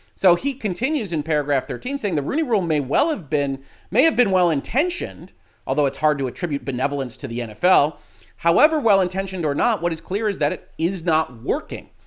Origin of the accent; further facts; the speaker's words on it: Detroit, Michigan, United States; my hometown Detroit Lions